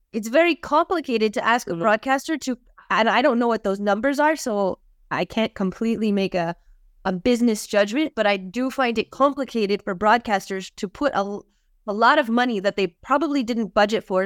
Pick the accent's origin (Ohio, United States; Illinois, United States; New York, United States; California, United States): California, United States; outside Los Angeles; I was born and raised outside Los Angeles, California.